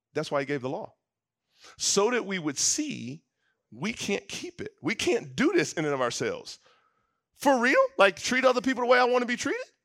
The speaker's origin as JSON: {"language": "English", "region": "the South", "country": "United States", "tie": "born or raised there", "said": "growing up in the South, my dad has been involved in the work of redemptive ethnic unity for years"}